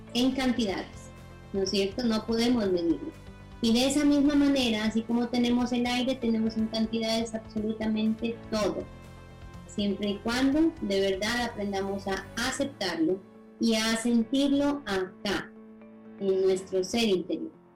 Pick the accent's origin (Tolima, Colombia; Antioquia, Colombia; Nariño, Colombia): Nariño, Colombia; yo soy colombiana, orgullosamente nariñense